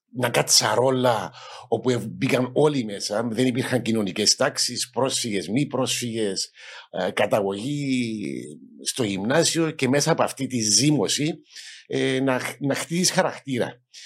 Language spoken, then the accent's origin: Greek; Nicosia, Nicosia District, Cyprus; moved away as an adult; also born or lived in United States / England / Netherlands; μεγάλωσα στην Ακρόπολη